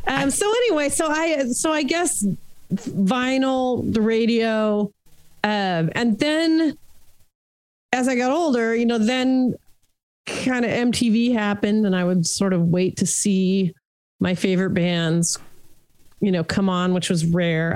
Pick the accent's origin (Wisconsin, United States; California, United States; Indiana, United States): California, United States; Los Angeles; I grew up in Hollywood, California